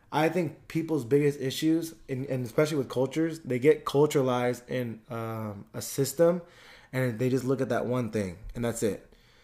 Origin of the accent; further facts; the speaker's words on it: California, United States; But it's tough because I feel like growing up in the Bay Area, you can still see.